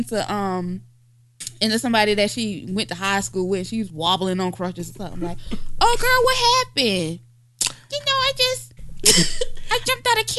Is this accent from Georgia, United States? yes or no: yes; Georgia, United States; I'm from Georgia. And I'm used to heat.